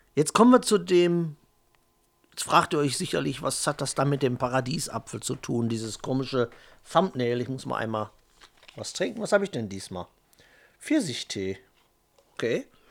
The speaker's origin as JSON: {"language": "German", "country": "Germany", "said": "ich bin halt Deutscher, Italiener, Pole ist in mir drin, holländisches Blut ist in mir drin"}